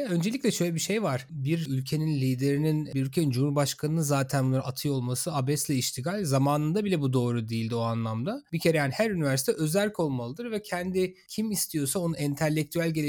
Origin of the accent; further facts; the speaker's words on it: Izmir, Turkey; also born or lived in Ankara; Bu arada ben e, İzmir'de büyüdüm, Ankara doğumluyum.